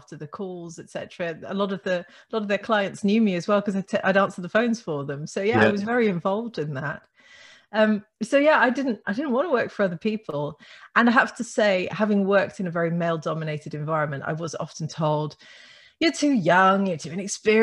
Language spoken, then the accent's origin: English; Netherlands; moved away; I grew up in the Netherlands, actually. My father's Dutch, my mum's English